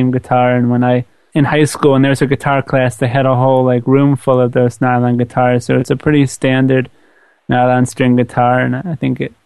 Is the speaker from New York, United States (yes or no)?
yes; Long Beach, New York, United States; I grew up in Long Beach, New York, which is in Long Island, right by the beach, as one would assume.